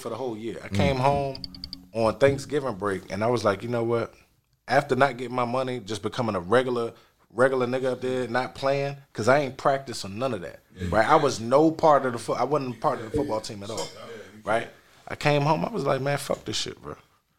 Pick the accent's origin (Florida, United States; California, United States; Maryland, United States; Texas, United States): Maryland, United States; Silver Spring; And I'm coming from Silver Spring all the way down Tallahassee.